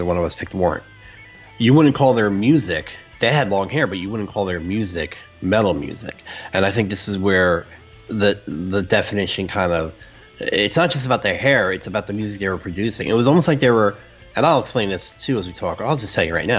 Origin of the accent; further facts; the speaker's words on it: New Jersey, United States; I grew up in New Jersey